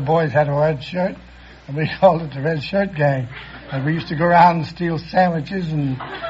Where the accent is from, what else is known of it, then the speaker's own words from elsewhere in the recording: New York City, New York, United States; New York City. I was born at the Belasco Theater's location.